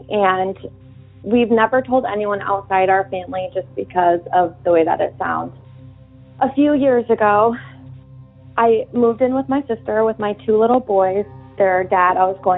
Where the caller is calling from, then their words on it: New Hampshire, United States; I'm calling from New Hampshire